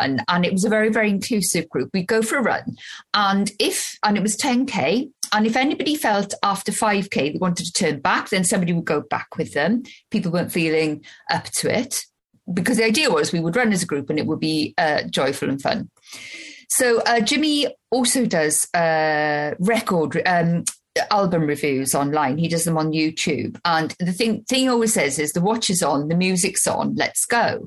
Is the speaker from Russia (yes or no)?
no; Wales, United Kingdom; I'm Welsh and we live in Wales